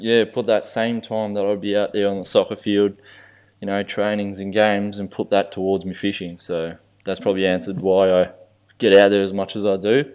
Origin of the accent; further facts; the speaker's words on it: Australia; I'm Australian born